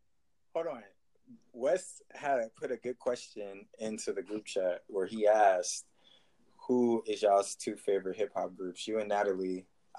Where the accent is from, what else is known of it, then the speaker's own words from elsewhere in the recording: Texas, United States; I'm from Texas